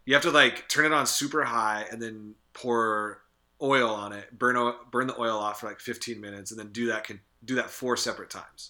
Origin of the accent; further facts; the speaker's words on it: Montana, United States; we're from Montana